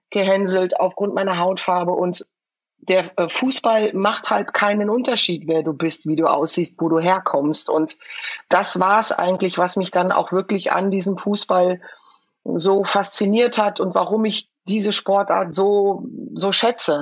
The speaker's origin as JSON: {"language": "German", "town": "Frankfurt", "region": "Hesse", "country": "Germany", "tie": "born or raised there"}